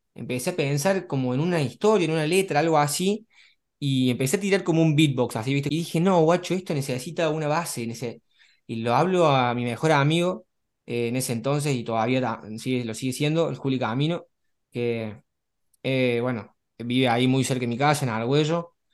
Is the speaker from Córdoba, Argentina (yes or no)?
yes; Córdoba, Argentina; moved away as an adult; now in Barcelona, Spain; tengo 23 años, nací en Córdoba, Argentina, eh, bastante cerca tuyo, ahí por la zona de los barrios